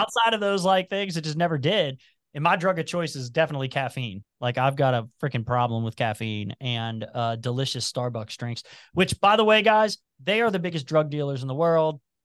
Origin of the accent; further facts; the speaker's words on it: Cincinnati, Ohio, United States; accent: twang; also born or lived in Covington, Kentucky; I've even got a little twang, and it's 'cause I grew up in Price Hill, which is where all the Appalachians lived